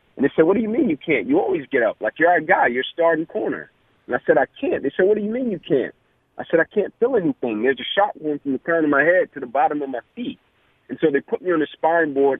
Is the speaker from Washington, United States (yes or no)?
no; Atlanta, Georgia, United States; growing up in the Kirkwood community